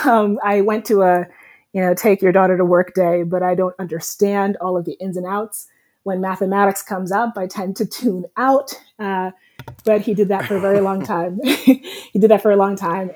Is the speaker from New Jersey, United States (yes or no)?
yes; New Jersey, United States; moved away as an adult; also born or lived in Guyana / California; But we came to the States when I was four. So I mean, basically, I'm from New Jersey.